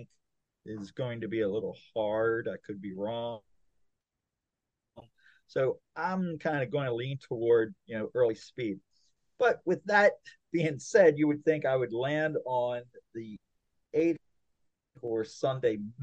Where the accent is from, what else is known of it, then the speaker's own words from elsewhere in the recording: Maryland, United States; we grew up in Maryland.